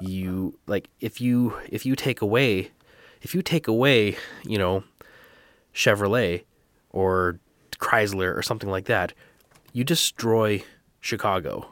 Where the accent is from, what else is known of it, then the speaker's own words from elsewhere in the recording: Canada; I am Canadian